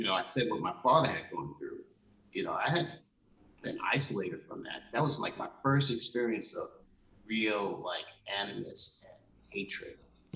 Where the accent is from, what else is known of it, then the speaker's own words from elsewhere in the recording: New York City, New York, United States; moved away as an adult; now in St. Paul, United States; I grew up in Laurelton